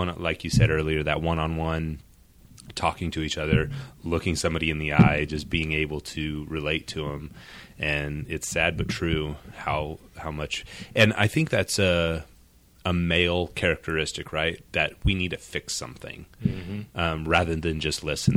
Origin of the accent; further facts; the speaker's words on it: Hays, Kansas, United States; I was born and raised here in Hayes. I've never lived anywhere else.